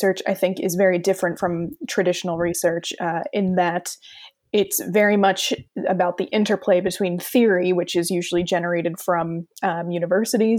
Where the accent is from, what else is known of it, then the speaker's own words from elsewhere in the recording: New Jersey, United States; moved away as an adult; also born or lived in Sussex, England; now in York, United Kingdom; I am originally from New Jersey in the US